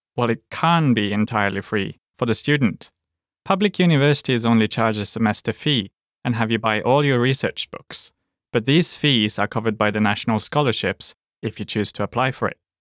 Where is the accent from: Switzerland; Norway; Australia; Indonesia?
Norway; as Norwegians